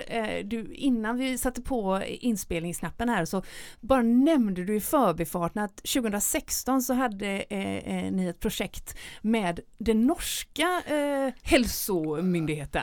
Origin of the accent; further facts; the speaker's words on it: Gothenburg, Västra Götaland, Sweden; göteborgaren i mig